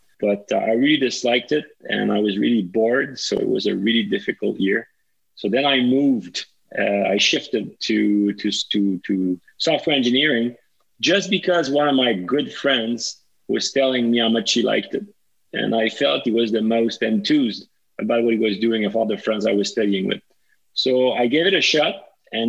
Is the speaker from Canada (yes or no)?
yes; Montreal, Quebec, Canada; also born or lived in Laval; I was originally born and raised in Montreal till age 5. And then my parent moved to Laval and I kept going at school in Montreal